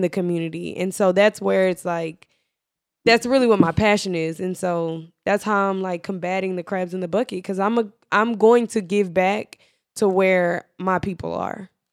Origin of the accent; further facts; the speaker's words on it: United States; we were born here in America